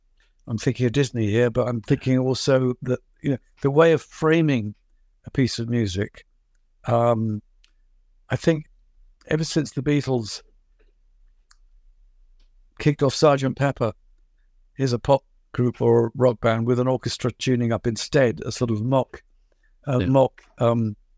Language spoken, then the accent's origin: English; London, United Kingdom; born there; I was born in 1950 in London, and London was a very polluted, smoky, steam-driven affair.